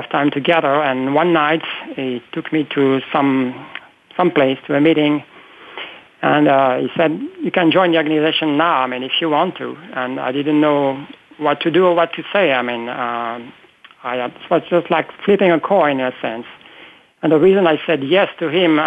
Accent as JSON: {"language": "English", "country": "France", "tie": "born or raised there", "second_language": "English", "moved": "as an adult", "lives_now": "United States", "said": "I was born in France some years ago, as I said, and I've been now living in the U.S. for almost 25 years"}